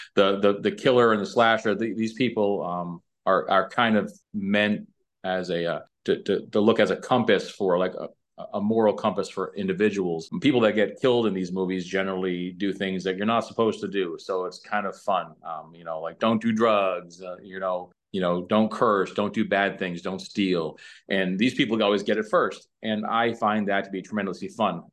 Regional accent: New Hampshire–Massachusetts state line, New England, United States; now in Fountain Hills, Arizona, United States; originally from, uh, New England, uh, the New Hampshire, uh, Massachusetts, uh, state line pretty much

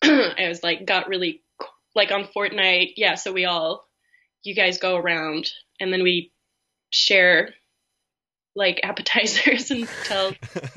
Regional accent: East Coast, United States; now in Canada; I never even knew, like, this place existed. I'm from the East Coast. It's very exotic to me.

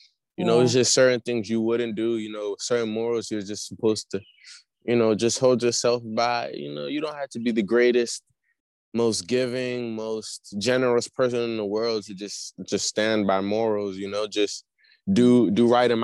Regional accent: Nigeria; I'm from Nigeria.

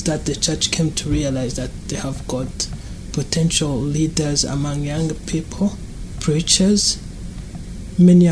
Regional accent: Rwanda; moved away; I grew up in Rwanda in a Christian family.

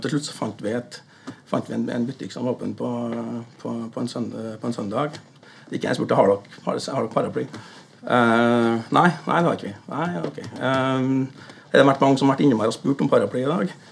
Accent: Fannrem, Trøndelag, Norway; also born or lived in Stranda; now in New York, United States; Jeg vokste opp i, i Orkdal, eller på Fannrem

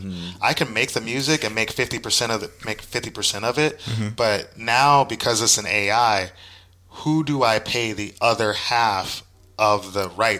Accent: Oakland, California, United States; born there; So I was born in Oakland, East 33rd

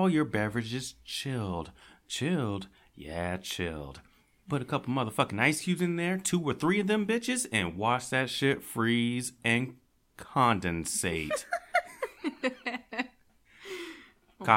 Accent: Sacramento, California, United States; I am from Sacramento, California, here all my life.

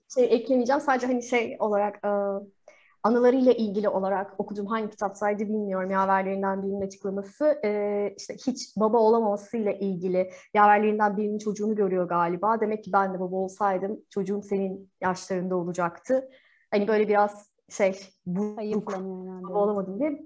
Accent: Turkey; burada doğduk

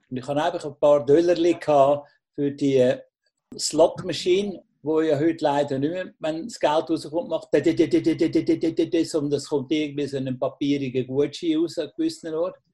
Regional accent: Valais, Switzerland; ich bin in Walliser aufgewachsen

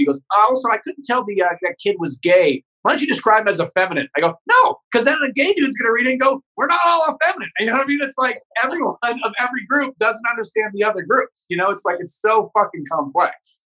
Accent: Northern California, United States; also born or lived in Santa Barbara; I grew up in Northern California, so it was like all white people and Mexican immigrants.

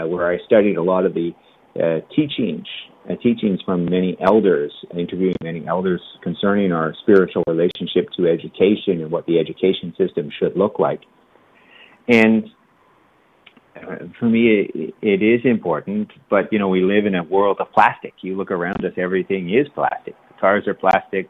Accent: Canada; as a Canadian

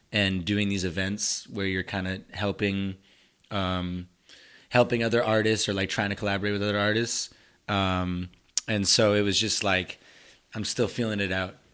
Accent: Somerville, Massachusetts, United States; first language Spanish; English is a second language; I'm from Somerville, lived here my whole life

